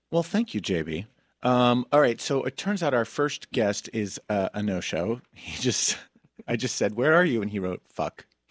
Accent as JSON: {"language": "English", "town": "Summit", "region": "New Jersey", "country": "United States", "tie": "born or raised there", "said": "my hometown"}